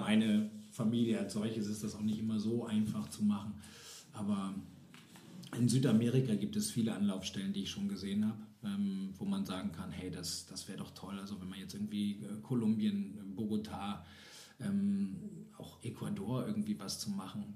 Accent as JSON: {"language": "German", "area": "East Frisia", "region": "Lower Saxony", "country": "Germany", "tie": "born or raised there", "said": "Ostfriesland. Ha, Heimat! Juhu! Keine Berge, alles flach. Wunderschön, äh, nette Menschen, meine Eltern. Ich liebe meine Heimat."}